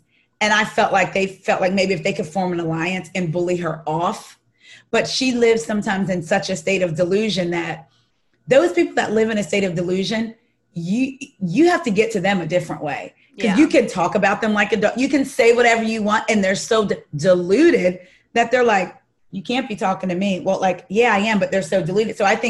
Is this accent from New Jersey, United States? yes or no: yes; New Jersey, United States; being from Jersey, even though I'm from South Jersey